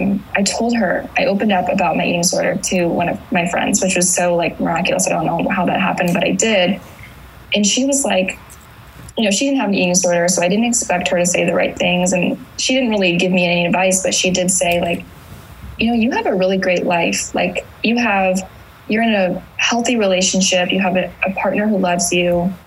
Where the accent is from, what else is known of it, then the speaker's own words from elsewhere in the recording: Indiana, United States; now in California, United States; I moved to California in 2015 from Indiana